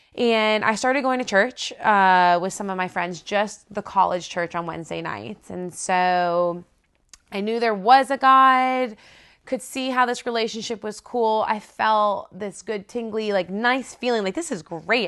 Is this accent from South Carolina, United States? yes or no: no; South Florida, United States; now in Auburn, United States; I grew up in South Florida in just crazy party town.